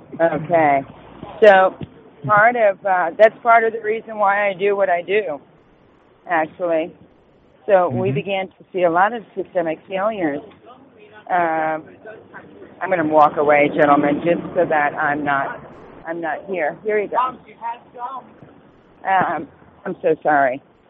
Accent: Rhode Island, United States; So I'm more or less familiar with both, and I'm from Rhode Island, so I'm very familiar with the system there, ironically.

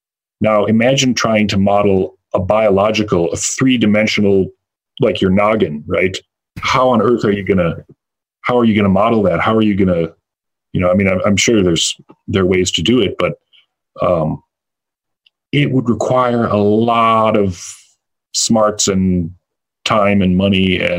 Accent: Illinois, United States; where I grew up near Chicago, quite a few years ago

